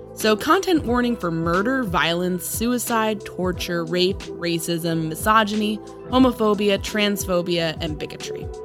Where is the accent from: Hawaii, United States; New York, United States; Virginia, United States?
New York, United States; I grew up in New York